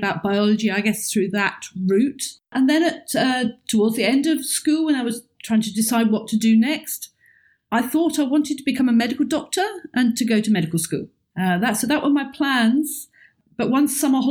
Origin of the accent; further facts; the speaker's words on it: the south of England, United Kingdom; moved away as an adult; also born or lived in Oxford; now in Edinburgh, United Kingdom; my hometown is on the south of England, which is very flat and has no mountains